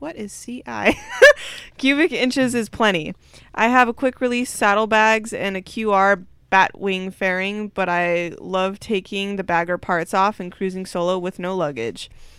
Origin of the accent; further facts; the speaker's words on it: Abilene, Texas, United States; I'm from Abilene, Texas, a medium-sized city about 150 miles west of Dallas.